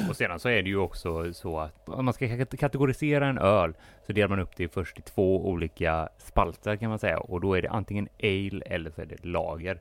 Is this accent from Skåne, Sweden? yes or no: no; Gothenburg, Västra Götaland, Sweden; som göteborgare